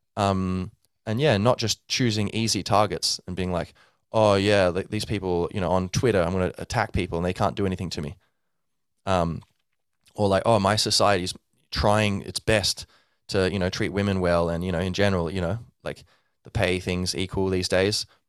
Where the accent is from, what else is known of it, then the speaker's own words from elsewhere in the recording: Ireland; I'm Irish, descended from, um, uh, Irish stock. My whole family's Irish.